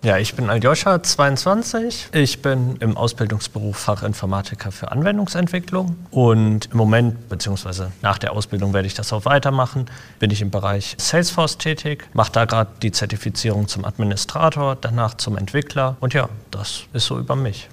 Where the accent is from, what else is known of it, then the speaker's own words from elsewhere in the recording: Essen, North Rhine-Westphalia, Germany; Ich bin hier in Essen groß geworden